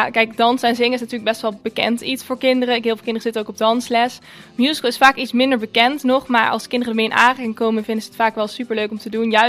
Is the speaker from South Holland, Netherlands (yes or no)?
no; Overloon, North Brabant, Netherlands; now in Boxmeer, Netherlands; ik ben geboren in Overloon, ik woon nu in Boksmeer.